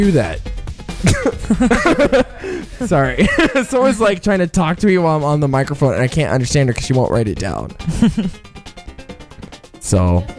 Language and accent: English; the South, United States; I'm from the South.